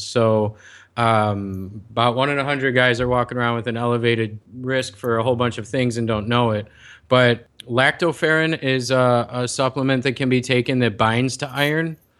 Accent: Chicago, Illinois, United States; now in San Diego, United States; I'm from Chicago. I spent most of my life there

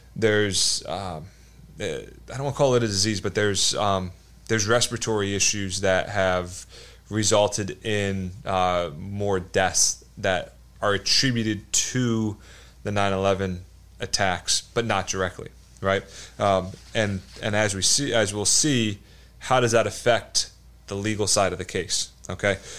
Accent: New Jersey, United States; moved away as an adult; also born or lived in North Carolina; I grew up in New Jersey. I grew up, uh, in South Jersey.

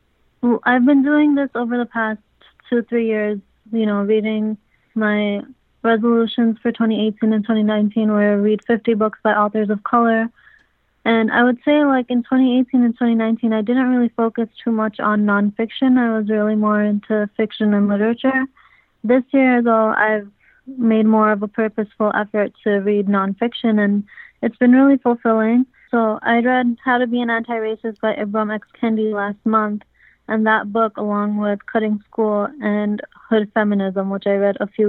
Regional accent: New York City, New York, United States; I grew up in Jackson Heights in Queens

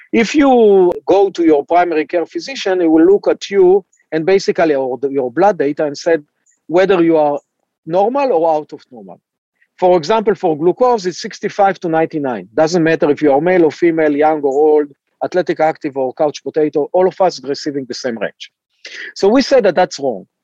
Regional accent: Israel; moved away as an adult; also born or lived in Cambridge, Massachusetts, United States; I uh, was born and raised in Israel

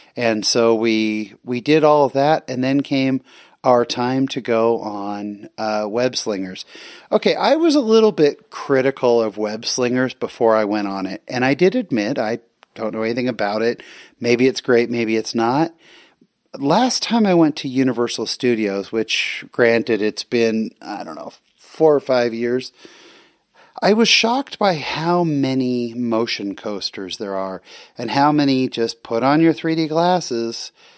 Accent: California, United States; now in Utah, United States; I'm actually from California. So I grew up in California

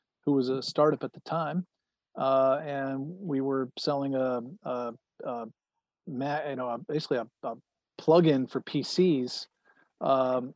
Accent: Central New York, United States; moved away as an adult; also born or lived in Manhattan / Cooperstown; Grew up in Central New York, spent a lot of time in Manhattan and downstate, as we call it

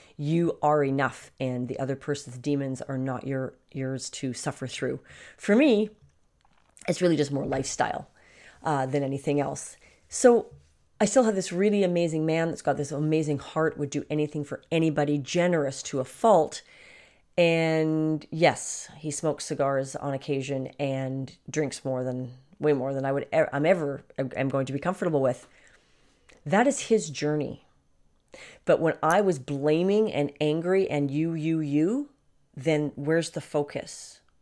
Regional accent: Canada; in Canada, our prime minister

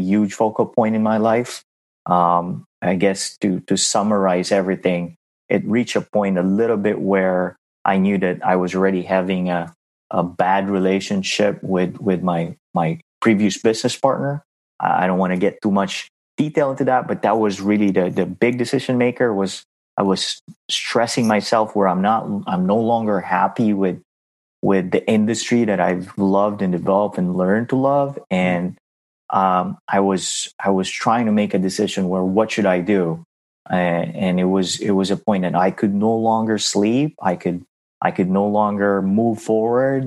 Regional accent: Philippines; moved away as an adult; now in United States; I am from the Philippines. I was born and raised in the Philippines.

